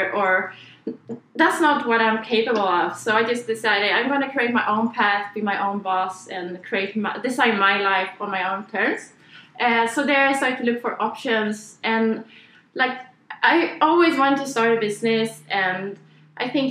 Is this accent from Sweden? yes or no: yes; Sweden; English is a second language; now in Australia; I'm from Sweden, so that's why I'm talking like this.